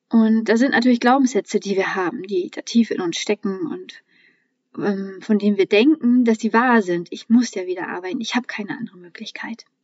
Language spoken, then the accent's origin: German; Mecklenburg-Vorpommern, Germany; Ich bin ja in Mecklenburg-Vorpommern groß geworden und ähm, auch noch Ende der DDR-Zeiten geboren.